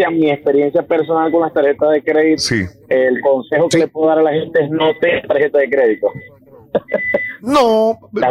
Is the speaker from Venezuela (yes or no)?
yes; Venezuela; moved away as an adult; now in United States; Venimos de Venezuela. Mi esposa y yo